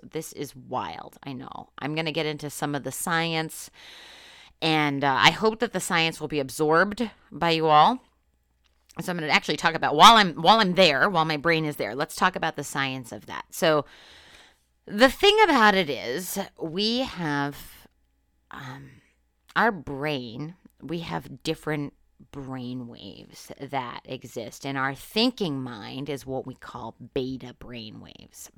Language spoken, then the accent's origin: English; Northeast Pennsylvania, United States; moved away; I'm from Northeast Pennsylvania, which is very different from Western Pennsylvania.